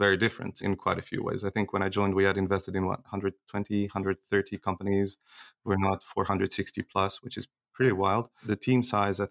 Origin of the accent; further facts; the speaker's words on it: Switzerland; I grew up in Switzerland